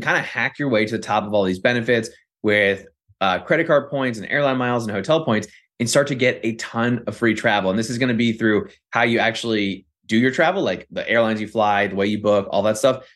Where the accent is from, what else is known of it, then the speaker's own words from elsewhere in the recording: Northern Virginia, United States; I'm from Northern Virginia